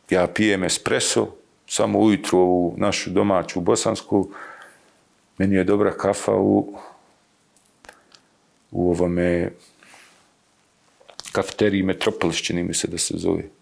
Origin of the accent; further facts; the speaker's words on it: Bosnia & Herzegovina; ja sam iz Sarajevskog Sanđaka